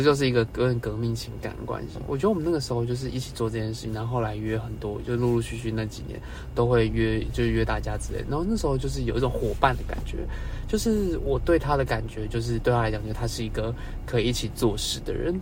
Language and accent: Chinese; Taipei, Taiwan; 我是台北人